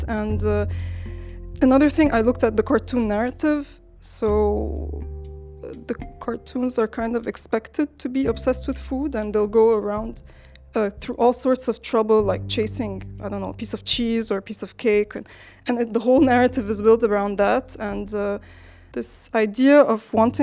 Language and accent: English; Lebanon; I'm from Lebanon